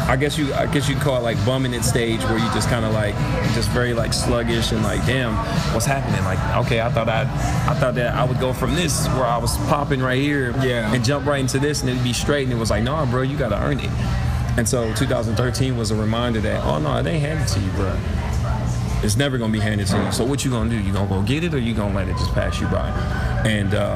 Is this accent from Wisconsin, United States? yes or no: yes; Milwaukee, Wisconsin, United States; my hometown